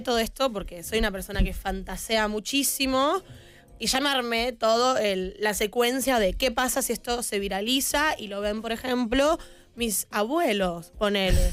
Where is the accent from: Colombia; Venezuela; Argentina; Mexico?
Argentina; Buenos Aires; como soy porteña, la doble L se dice ah